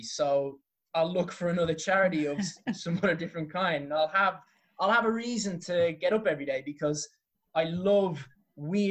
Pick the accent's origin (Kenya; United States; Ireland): Ireland; Dublin, Leinster; I come from Clontarf